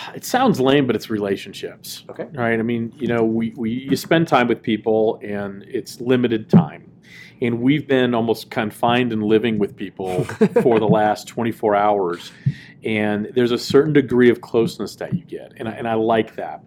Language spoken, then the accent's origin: English; Dallas, Texas, United States; I grew up in Dallas